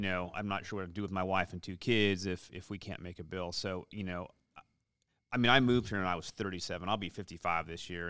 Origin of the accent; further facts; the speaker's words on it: Seattle, Washington, United States; moved away as an adult; I'm born and raised in Seattle, uh, moved here in two thousand seven